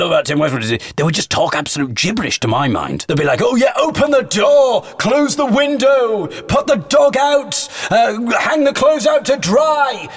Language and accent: English; Teesside, North East England, United Kingdom; growing up in Teesside, in the northeast of England, in a very white Caucasian kind of world